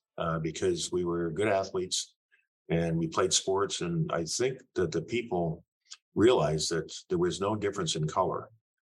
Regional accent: Sarnia, Ontario, Canada; Our acceptance in a small town in southern Ontario, there was only about two or three other Black families that I was aware of.

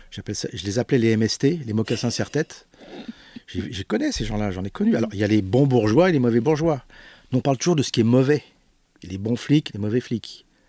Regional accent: Paris, Île-de-France, France; Je suis né à Paris, j'ai pas d'accent

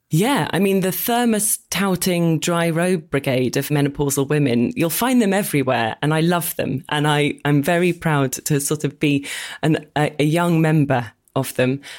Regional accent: Oxford, South East England, United Kingdom; moved away as an adult; now in London, United Kingdom; Well, I grew up in Oxford

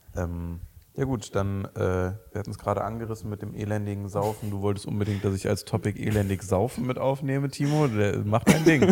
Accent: Mönchengladbach, North Rhine-Westphalia, Germany; wir kommen beide aus Mönchengladbach

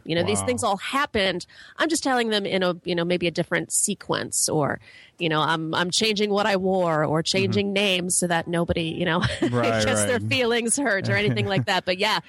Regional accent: Chicago, Illinois, United States; moved away; I am actually from Chicago, the South Side.

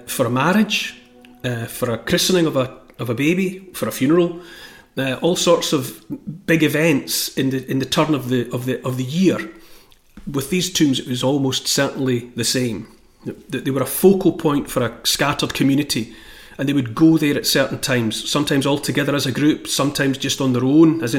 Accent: Scotland, United Kingdom; for me as a Scottish person

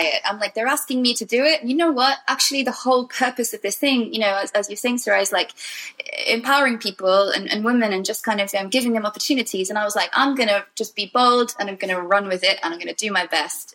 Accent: Wales, United Kingdom; I come from Wales

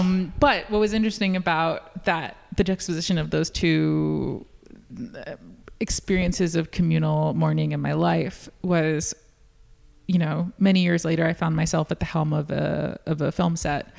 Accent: New York, United States; I'm born and raised in New York.

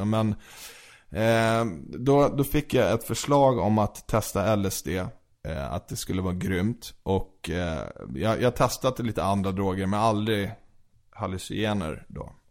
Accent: Sweden; born there; Alltså jag är född i Sverige.

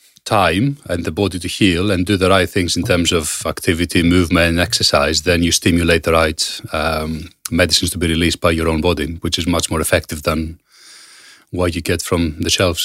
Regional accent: Greece; moved away; Obviously, I come from Greece and a lot of my family is still there.

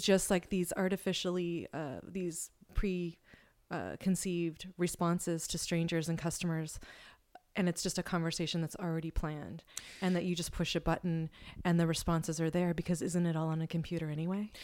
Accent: Humboldt, California, United States; I grew up in Humboldt

